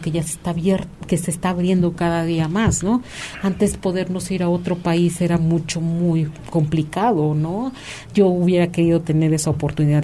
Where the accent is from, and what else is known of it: Mexico